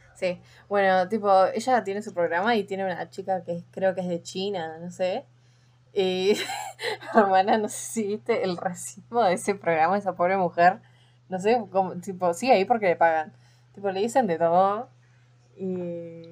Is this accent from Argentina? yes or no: yes; Argentina; porque somos argentinas